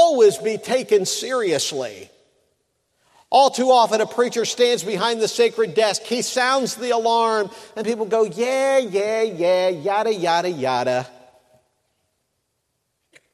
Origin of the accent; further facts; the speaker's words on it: Mansfield, Ohio, United States; my hometown in Mansfield, Ohio